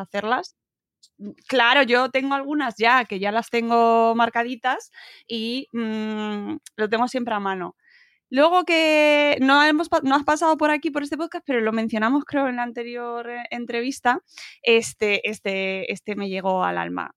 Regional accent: Extremadura, Spain; estoy pensando en las flores extremeñas que es, mm, mi pueblo las hacían y las siguen haciendo en las bodas

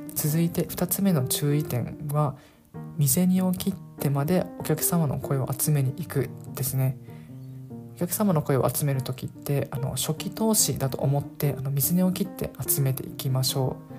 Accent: Okinawa, Japan; moved away; 僕の場合地元が沖縄であと当時沖縄に帰っていました

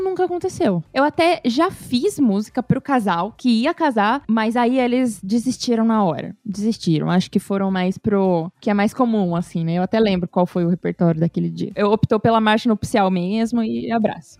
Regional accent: São Paulo, Brazil; moved away as an adult; now in São José dos Campos, Brazil; morei a vida toda em São Paulo

